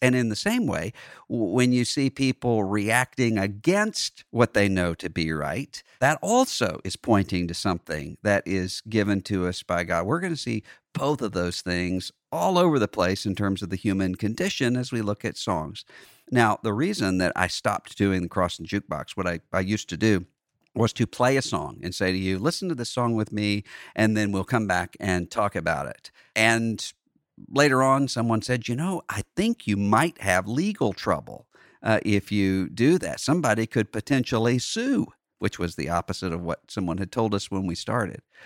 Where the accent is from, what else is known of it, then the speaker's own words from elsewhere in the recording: Gulf Coast of Mississippi, United States; growing up in Bible Belt cocoon in more of a New Orleans culture along the Gulf Coast of Mississippi, I just grew up